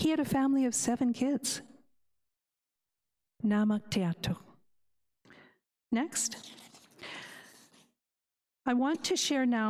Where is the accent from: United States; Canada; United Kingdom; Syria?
Canada; as a Kalunak, as a English Canadian